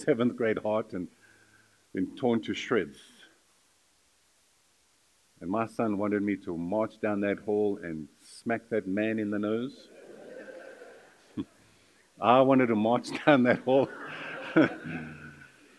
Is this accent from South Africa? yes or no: yes; South Africa; moved away as an adult; I was from South Africa